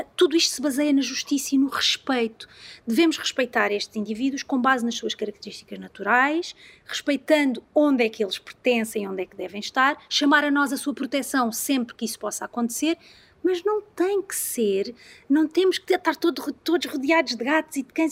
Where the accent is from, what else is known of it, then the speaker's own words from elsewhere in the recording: Algarve, Portugal; eu sou algarvia